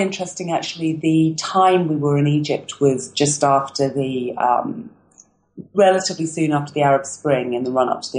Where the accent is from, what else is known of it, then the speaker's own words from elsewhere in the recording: England, United Kingdom; moved away as an adult; as an English person